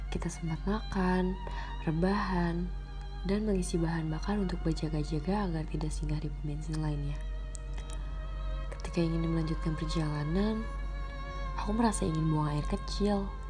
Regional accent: Karawang, West Java, Indonesia; Aku asli dari Karawang, Jawa Barat.

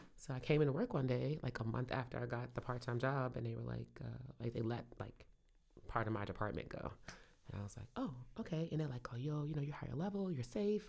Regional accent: Brooklyn, New York, United States; moved away as an adult; now in Richmond, United States; I grew up in Brooklyn, grew up in Cotton Hill, Saint James Place with Team Fulton and Gates

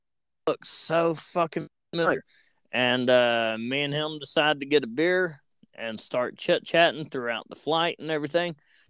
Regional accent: Georgia, United States; moved away as an adult; also born or lived in Maine; I'm born and raised in Georgia, went to school in Georgia, and everything, and I moved to Maine 9 years ago, and I lived up there for 5 years.

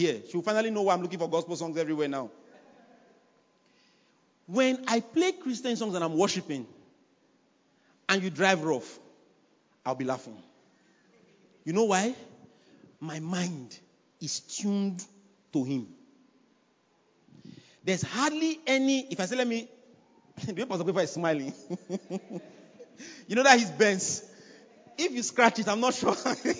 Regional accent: Nigeria; I'm a Nigerian.

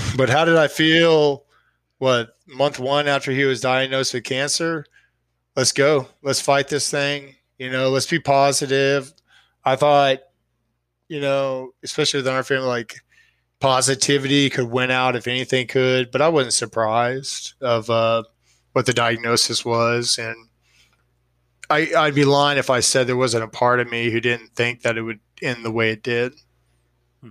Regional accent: Austin, Texas, United States; I'm from Austin. I live in Austin.

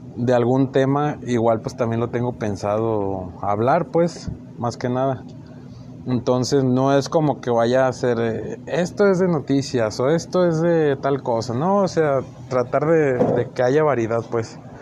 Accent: Chihuahua, Mexico; nací en Chihuahua

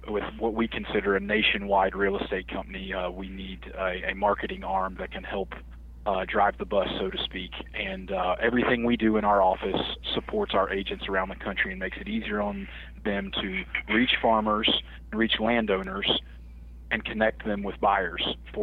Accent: the South, United States; now in Pittsfield, United States; I'm from the South

